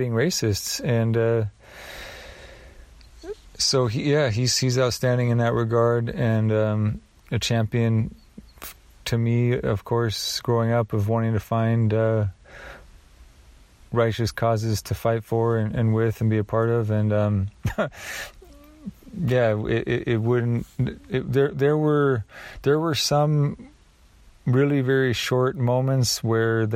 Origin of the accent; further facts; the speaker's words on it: Oregon, United States; I grew up in Oregon